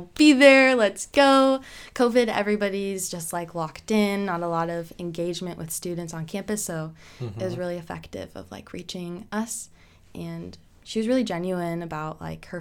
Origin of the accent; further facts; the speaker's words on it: Madrid, Iowa, United States; I grew up in Madrid.